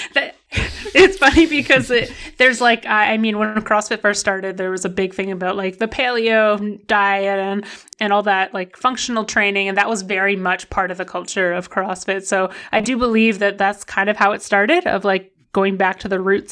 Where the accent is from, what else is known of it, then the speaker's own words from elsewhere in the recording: Ottawa, Ontario, Canada; also born or lived in Vancouver; I was born in Vancouver, so, like, where I live or where I grew up in the Ottawa area, there's not very many big mountains, but I, I did grow up in Vancouver until I was, like, five